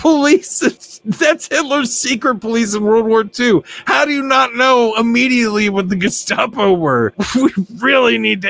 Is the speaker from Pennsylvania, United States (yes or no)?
yes; Western Pennsylvania, United States; Well, I'm from Western Pennsylvania